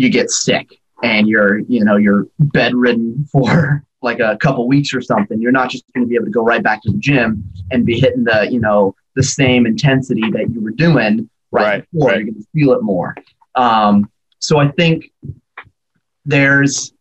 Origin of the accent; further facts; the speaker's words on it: Oregon, United States; now in Alaska, United States; I grew up in Oregon